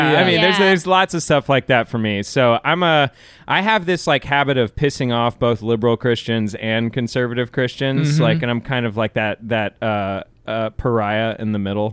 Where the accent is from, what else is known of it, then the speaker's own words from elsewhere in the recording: Kingwood, Texas, United States; also born or lived in Clear Lake, Texas / Houston, Texas; I grew up in Kingwood for sure.